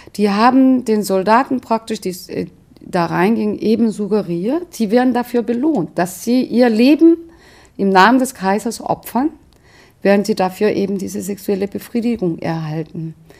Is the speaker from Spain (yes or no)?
no; South Korea; now in Germany; eine Koreanerin